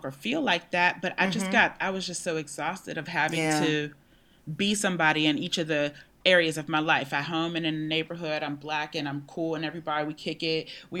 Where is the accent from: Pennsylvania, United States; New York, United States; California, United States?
Pennsylvania, United States; Pittsburgh; In Pittsburgh.